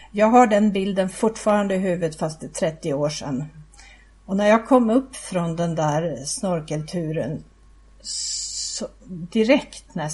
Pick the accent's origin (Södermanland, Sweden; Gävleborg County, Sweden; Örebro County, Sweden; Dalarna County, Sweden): Södermanland, Sweden; Men min största delen av min uppväxt var i Sörmland.